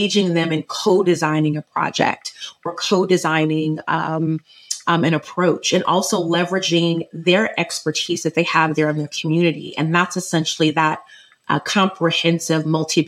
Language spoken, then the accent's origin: English; Orange County, Southern California, United States; I'm from Southern California, grew up in Orange County